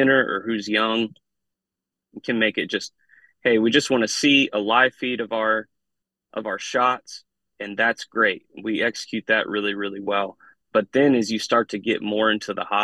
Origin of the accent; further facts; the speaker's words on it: Midwest, United States; I grew up in the Midwest